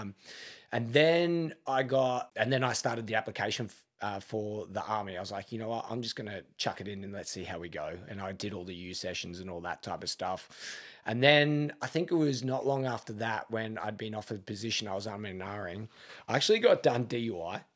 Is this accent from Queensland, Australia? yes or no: no; Melbourne, Victoria, Australia; moved away as an adult; now in Adelaide, Australia; grew up in Melbourne